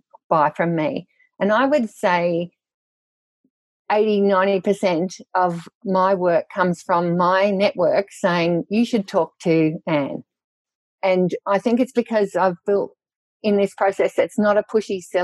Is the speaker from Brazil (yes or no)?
no; South Gippsland, Victoria, Australia; I was brought up in South Gippsland in Victoria, down the bottom there